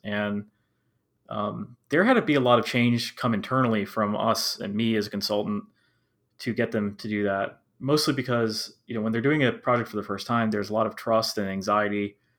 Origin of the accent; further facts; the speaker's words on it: Maryland, United States; I currently live in Maryland and I have lived in Maryland my whole life.